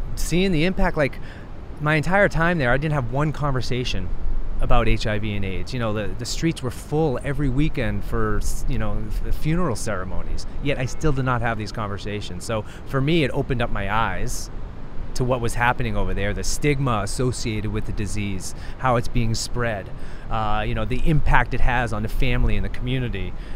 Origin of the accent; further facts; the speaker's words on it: United States; born and raised in the United States, living in New York City